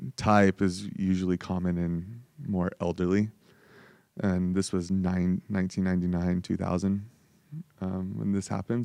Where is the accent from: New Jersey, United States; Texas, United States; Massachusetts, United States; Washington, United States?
Washington, United States; Spokane; also born or lived in San Diego, California; so I was born in San Diego, um, moved to Spokane, um, when I was just about to be turning ten.